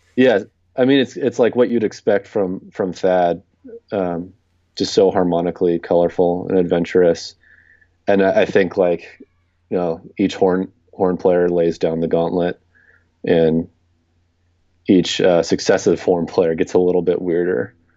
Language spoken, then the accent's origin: English; Southern California, United States; moved away as an adult; also born or lived in Rochester; now in New York City, United States; I grew up in Southern California